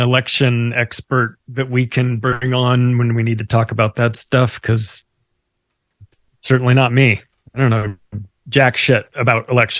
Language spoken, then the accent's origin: English; Canada; Thank God I'm a Canadian.